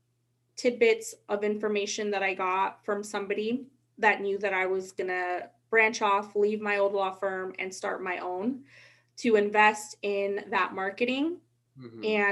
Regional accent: Sacramento, California, United States; I'm from Sacramento.

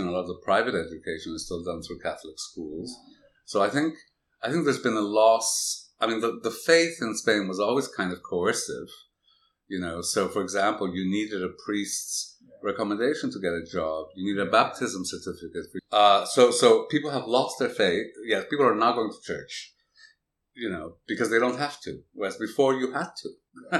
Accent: Canada; I grew up in Canada

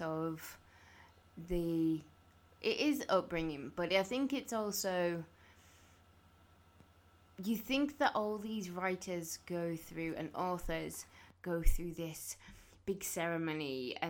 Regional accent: Carlisle, North West England, United Kingdom; when I was growing up in Carlisle

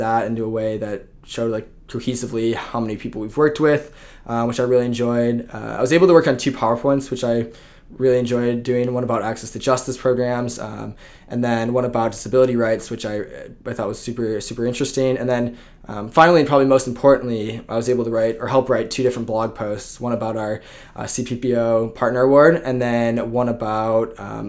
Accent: Plymouth, Michigan, United States; So I grew up actually in Plymouth, Michigan, which is about 20 minutes outside of Ann Arbor.

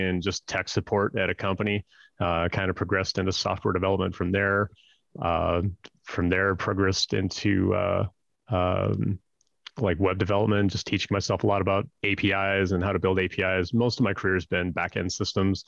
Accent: Northern Canada, Canada; I grew up in Northern Canada, like way, way up north

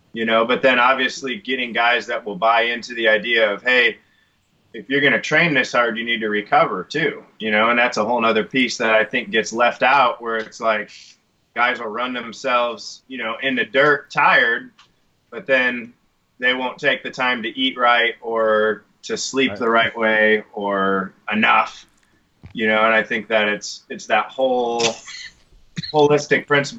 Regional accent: Michigan, United States; moved away; I came from Michigan

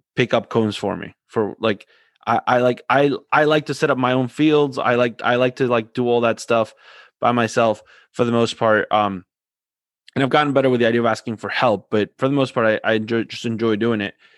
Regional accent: Argentina; I'm from Argentina

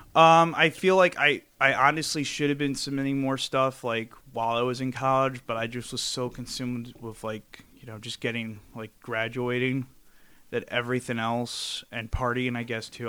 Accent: New York City, New York, United States; I'm from Brooklyn

